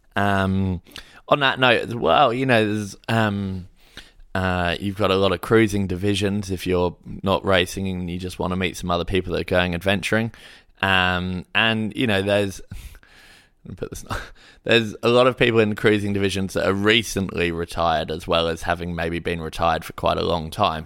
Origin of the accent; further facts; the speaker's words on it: Hayling Island, South East England, United Kingdom; now in Sydney, Australia; I grew up in Hailing Island sailing club